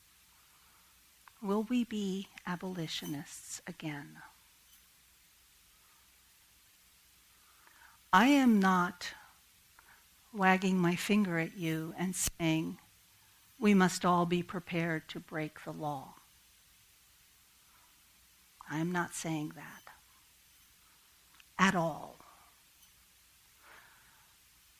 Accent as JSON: {"language": "English", "town": "Kennett Square", "region": "Pennsylvania", "country": "United States", "tie": "born or raised there", "said": "my hometown of Kennett Square"}